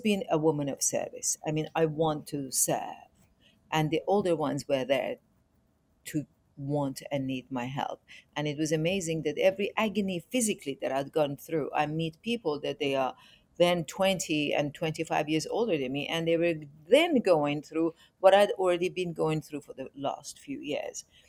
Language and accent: English; Iran; moved away; also born or lived in England; I'm originally from Iran